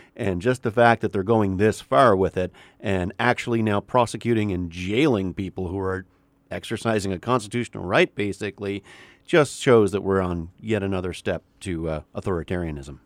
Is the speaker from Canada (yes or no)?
yes; Canada; moved away as an adult; also born or lived in New York